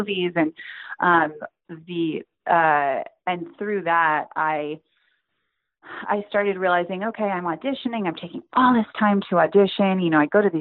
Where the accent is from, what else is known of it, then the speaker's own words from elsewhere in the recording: Silicon Valley, Northern California, United States; I grew up in Northern California, in kind of the heart of Silicon Valley